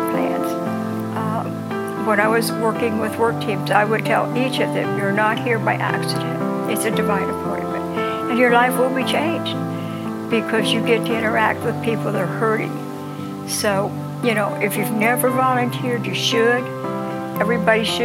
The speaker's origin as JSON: {"language": "English", "town": "New Bern", "region": "North Carolina", "country": "United States", "said": "I'm from New Bern, North Carolina"}